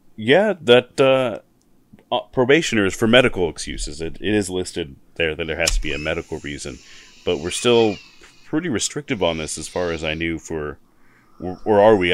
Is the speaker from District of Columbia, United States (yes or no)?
no; Missoula, Montana, United States; I'm from Missoula and I've lived in other places in Montana